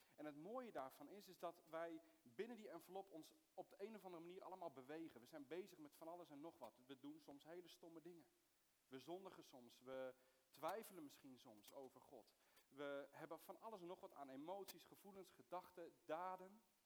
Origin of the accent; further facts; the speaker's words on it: Soest, Utrecht, Netherlands; also born or lived in Middle East; ik ben geboren in het Midden-Oosten, maar, eh, ik ben opgegroeid in, in Soest